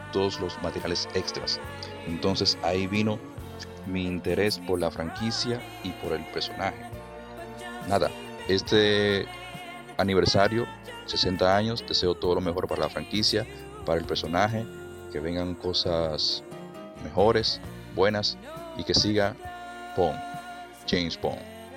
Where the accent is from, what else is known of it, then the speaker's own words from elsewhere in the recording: Dominican Republic; Soy de la República Dominicana